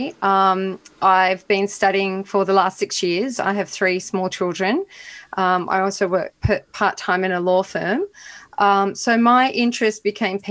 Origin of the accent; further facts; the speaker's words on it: Australia; being Australian for a European person of European descent, I'm as Australian as you can be